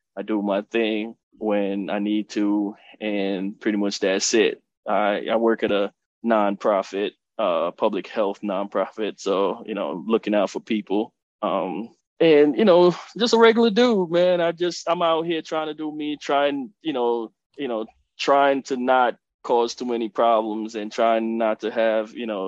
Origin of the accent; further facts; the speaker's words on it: Kingston, Jamaica; also born or lived in New York; now in Maryland, United States; born and raised in Kingston, Jamaica, moved to New York, lived in New York for a long time